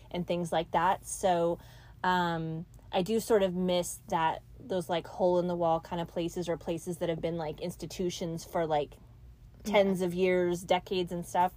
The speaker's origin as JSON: {"language": "English", "town": "Mountain View", "region": "California", "country": "United States", "tie": "born or raised there", "also_born_or_lived": "Arkansas / Sunnyvale, California", "moved": "yes", "said": "I grew up in Mountain View."}